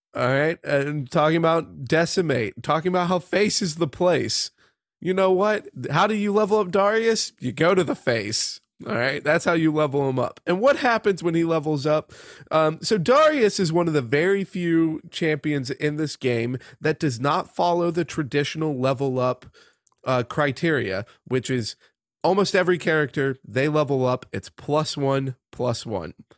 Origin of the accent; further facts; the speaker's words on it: United States; growing up in the United States of America